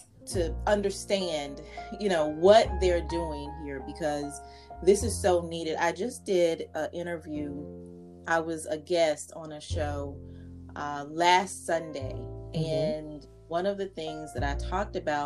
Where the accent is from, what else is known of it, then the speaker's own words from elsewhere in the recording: North Carolina, United States; now in Richmond, United States; I'm from North Carolina, now living in Richmond, Virginia